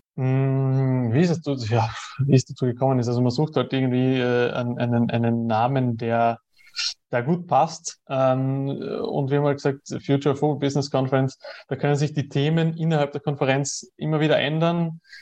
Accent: Austria; ich komme aus Österreich, ich lebe in Österreich

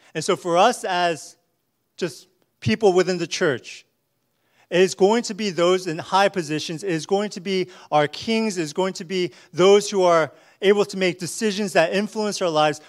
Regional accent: United States; as American Christians

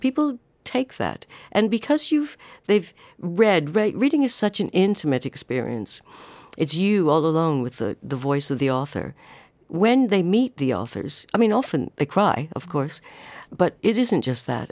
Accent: Canada; moved away as an adult; now in United Kingdom; I am Canadian

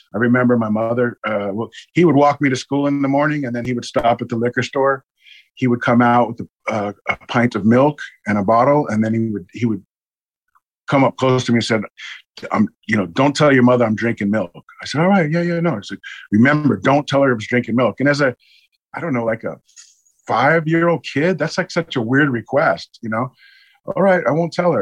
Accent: New York City, New York, United States; also born or lived in Brooklyn, New York; now in Tulsa, United States; I was born in Brooklyn, New York. Uh, at two months old, we were evicted from our apartment. My father went to prison, and we moved in with my grandparents who lived in Staten Island over the bridge from Brooklyn

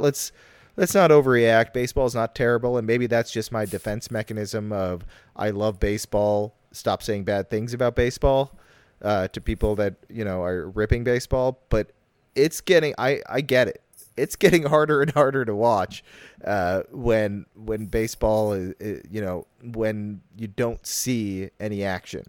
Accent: Chicago, Illinois, United States; also born or lived in Evanston; I'm from Chicago, but when people ask me where I live, I can't say Chicago anymore.

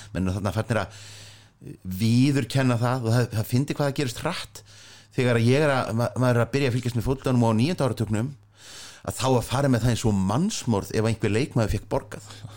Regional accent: Reykjavík, Capital Region, Iceland; ég er elst upp í Vesturbæn

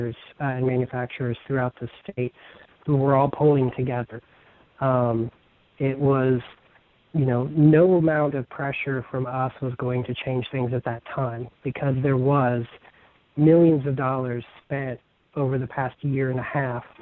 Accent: Indiana, United States; I was born and raised here in Indiana

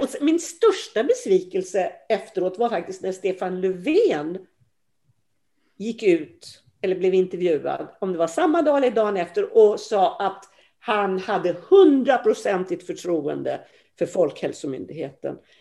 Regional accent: Sweden; vi svenskar

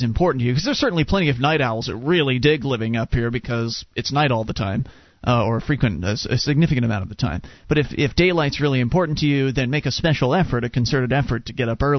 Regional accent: Florida, United States; Well, I moved from Florida. It's not that cold. It gets cold, but it's not as bad as you might think it is. So that one's easy to blow out of the water, because then I can just say, well, I'm from Florida.

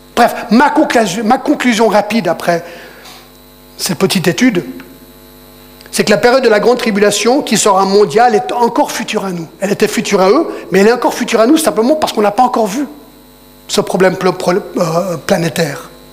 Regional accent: United States; now in Geneva, Switzerland; je parle en tant qu'Américain

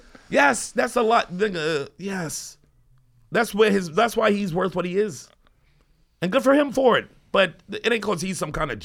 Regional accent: New York, United States; I'm a New Yorker.

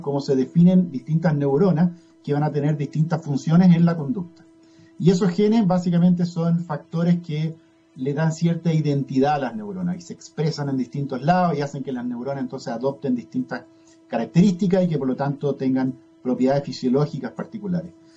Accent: Chile; also born or lived in United States / Pennsylvania; tenía más afinidad con Chile, me parece, eh, porque tuve toda mi niñez, mi gran parte de mi juventud acá

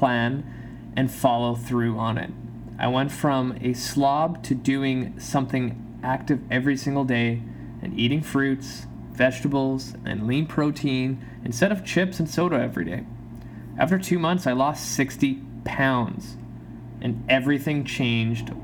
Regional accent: Canada; also born or lived in Poland; I immigrated to Canada from Poland when I was 3

